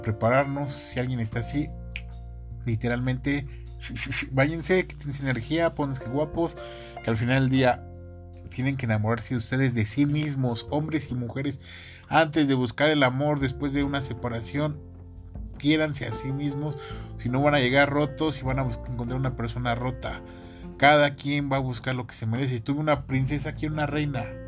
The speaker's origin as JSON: {"language": "Spanish", "region": "Mexico City", "country": "Mexico", "said": "soy, soy mexicano, soy de la Ciudad de México"}